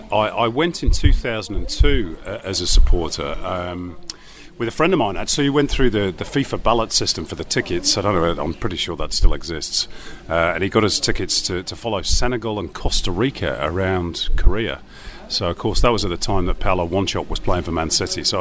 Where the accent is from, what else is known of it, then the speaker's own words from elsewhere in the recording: England, United Kingdom; Uh, and of course, as an Englishman, that uh, that corresponded with uh, our failure to reach both the 74 and the 78 World Cup.